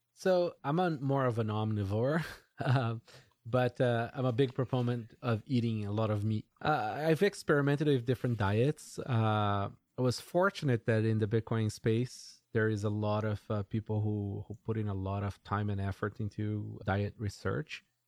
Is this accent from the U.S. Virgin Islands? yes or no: no; Brazil; moved away; I grew up in Brazil